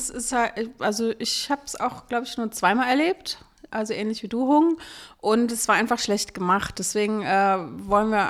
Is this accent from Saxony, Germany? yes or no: no; Berlin, Germany; kommen wir ja aus Berlin und bei uns ist dieser Brauch tatsächlich nicht so häufig.